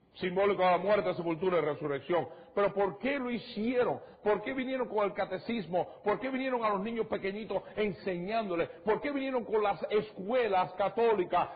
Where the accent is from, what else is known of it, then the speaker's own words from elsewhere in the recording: Cuba; moved away; Yo soy de Cuba.